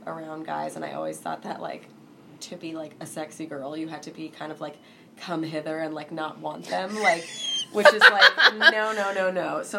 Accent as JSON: {"language": "English", "region": "New York", "country": "United States", "tie": "born or raised there", "said": "I grew up in New York"}